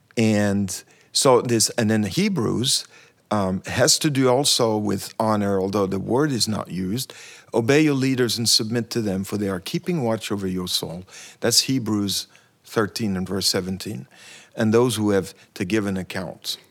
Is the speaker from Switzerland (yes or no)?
yes; Switzerland; now in United States; I'm from Switzerland originally, and I've been in the U S for a long time